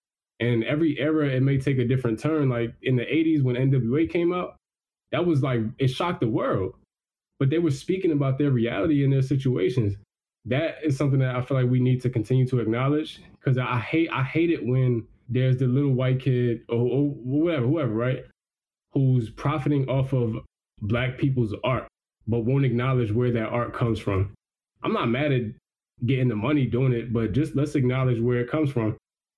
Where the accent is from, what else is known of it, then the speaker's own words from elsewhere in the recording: New Jersey, United States; Our culture's intertwined a lot back in South Jersey.